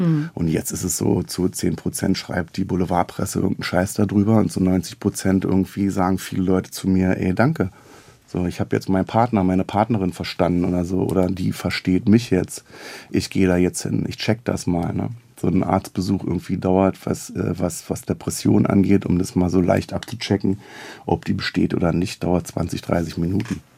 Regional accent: Berlin, Germany; accent: Berlin dialect; also born or lived in Neukölln, Berlin / Reichartshausen / Robern; ich bin in Neukölln geboren und bin im Wedding aufgewachsen

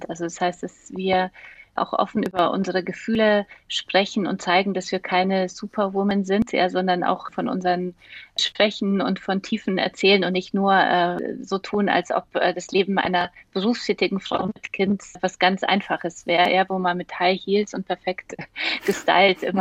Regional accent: Munich, Bavaria, Germany; Und ich bin ja in München aufgewachsen

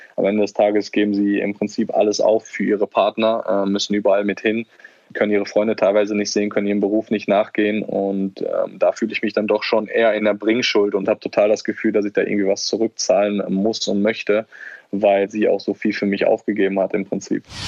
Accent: Germany; moved away as an adult; also born or lived in Netherlands; ich bin in Deutschland aufgewachsen, hier sind meine Wurzeln.

